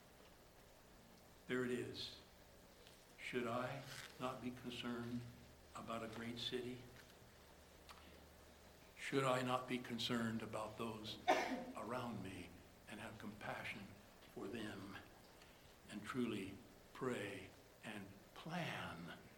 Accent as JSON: {"language": "English", "country": "United States", "said": "being American"}